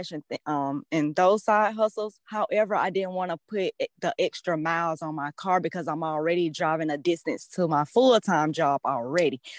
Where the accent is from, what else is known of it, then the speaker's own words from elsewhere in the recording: Atlanta, Georgia, United States; I'm from Atlanta, Georgia